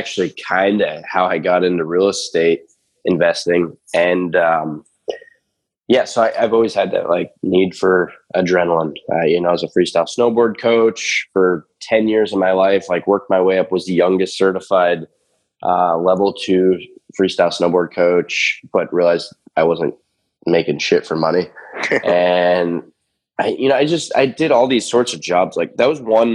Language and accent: English; Erie, Pennsylvania, United States; this is in my hometown. I live in a little town at Erie, Pennsylvania. It's kind of where I'm based.